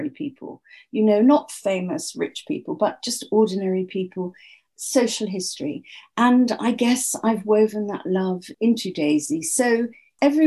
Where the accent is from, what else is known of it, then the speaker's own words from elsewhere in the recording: England, United Kingdom; I'm English.